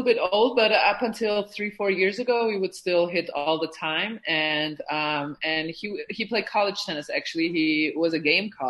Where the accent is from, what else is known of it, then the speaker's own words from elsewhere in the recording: Germany; also born or lived in Bosnia; So I was born in Bosnia, which was back then part of Yugoslavia. It was socialist, and my parents came to Germany 2 or 3 years before the war started, because it was already getting a little bit, there was already tension in Yugoslavia.